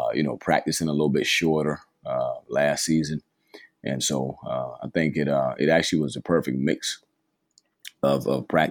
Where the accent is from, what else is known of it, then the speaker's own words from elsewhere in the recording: Charleston, South Carolina, United States; I'm from Charleston